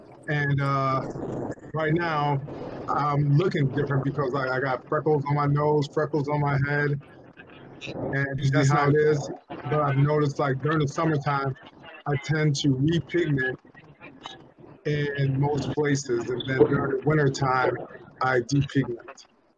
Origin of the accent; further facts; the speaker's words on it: Chicago, Illinois, United States; I'm from the Chicagoland area.